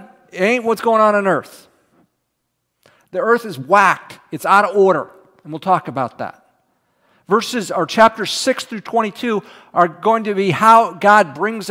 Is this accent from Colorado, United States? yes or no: no; Houston, Texas, United States; moved away; also born or lived in College Station, Texas; I was from Houston and then went to school in College Station